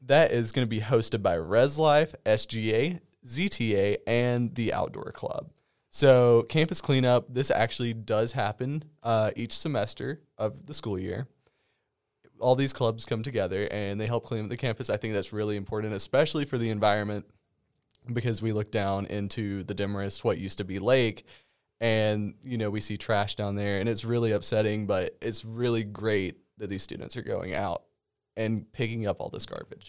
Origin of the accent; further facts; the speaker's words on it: Rabun County, Georgia, United States; I went to Rabin County